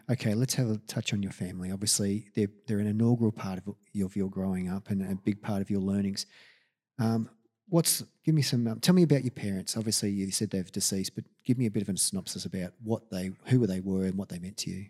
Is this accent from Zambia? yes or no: no; Australia; I'm from Australia